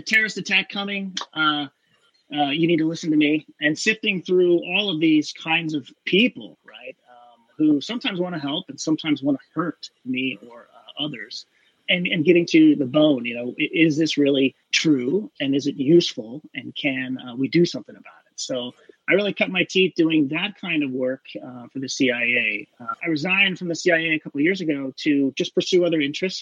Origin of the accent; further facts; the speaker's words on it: Pacific Northwest, United States; I'm from the Pacific Northwest.